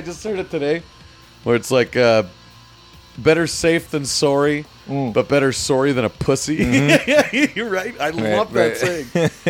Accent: United States; I'm from USA.

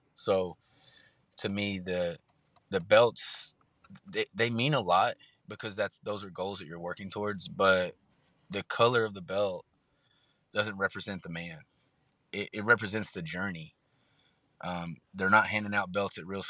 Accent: Texas, United States; born or raised there

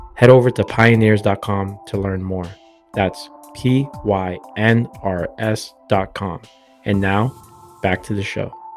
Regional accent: Boston, Massachusetts, United States; born and raised in Boston, Massachusetts

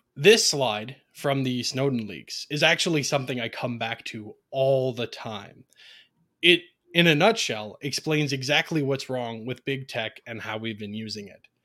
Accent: Ontario, Canada; I'm a Canadian, as has been mentioned, born and raised in Ontario, Canada

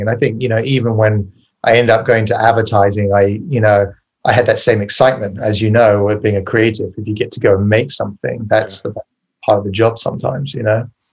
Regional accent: Farnborough, South East England, United Kingdom; also born or lived in West Sussex; I grew up in uh, England in a village called Farnborough Village uh, in Kent, which is a county south of London

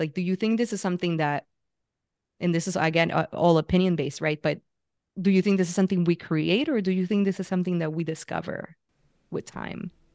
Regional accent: Puerto Rico; moved away as an adult; also born or lived in San Francisco; I grew up in Puerto Rico, and at twenty-five, I was like, "I need to get out of here."

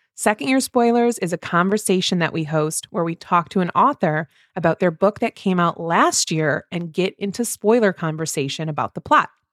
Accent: Midwest, United States; two Midwest mood readers

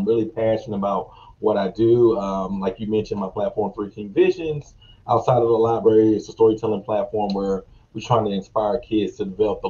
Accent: Charlotte, North Carolina, United States; I'm originally from Charlotte, North Carolina. I'm an Air Force veteran. I've lived a little bit of everywhere, but I'm a country boy, man, from Carolina.

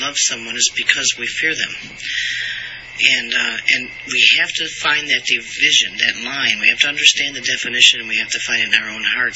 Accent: United States; I am an American and we are in America

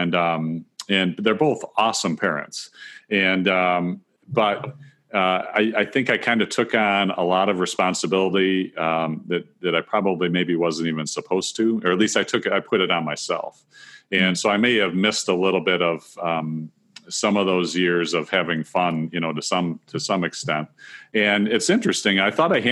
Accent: Northwest Ohio, United States; I grew up in Northwest Ohio, and which is where I live today

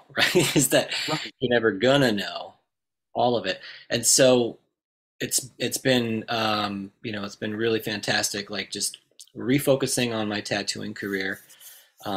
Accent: Indiana, United States; I'm from Indiana originally

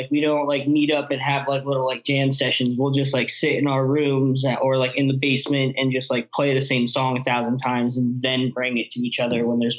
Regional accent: Metuchen, New Jersey, United States; I'm from Metuchen, which is like a little like suburban like white town and like 20 minutes away from like New Brunswick.

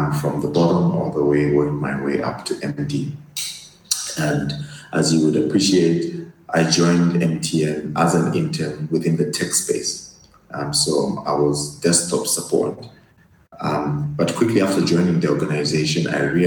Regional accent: Luanshya, Copperbelt Province, Zambia; moved away as an adult; I was born and bred on the Copper Belt, which is our mining hub here in Zambia

